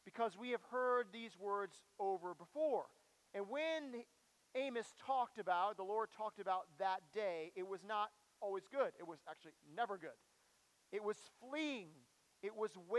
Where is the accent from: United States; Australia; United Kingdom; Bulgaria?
United States; we're in American culture, and I don't know about you, this is the culture that I know, and optimism is what rules us as Americans